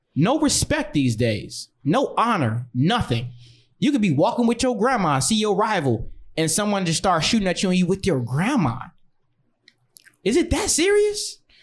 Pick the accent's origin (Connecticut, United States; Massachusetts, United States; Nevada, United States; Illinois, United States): Illinois, United States; Chicago; also born or lived in Rockford, Illinois; I was born and raised in Chicago, lived in Rockford, Illinois for a majority of my life, but been back and forth everywhere